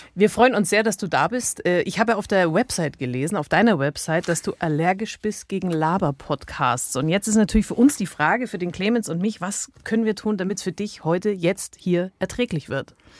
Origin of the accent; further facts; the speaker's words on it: Allgäu, Germany; Ich komme aus dem Allgäu